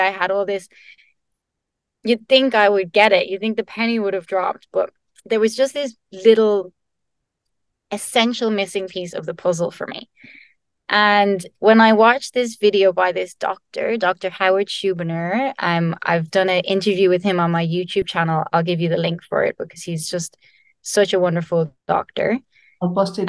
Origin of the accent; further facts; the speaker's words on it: Ireland; I'm Irish